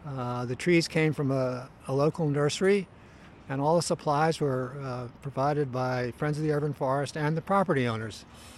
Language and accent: English; Philadelphia, Pennsylvania, United States; moved away as an adult; now in San Francisco, United States; I moved from Pennsylvania to San Francisco in the late 60s.